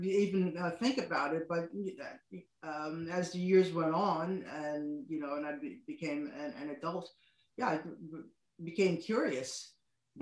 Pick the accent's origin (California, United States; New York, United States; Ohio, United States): New York, United States; New York City; moved away as an adult; now in Shizuoka, Japan; I grew up in the Washington Heights area of New York City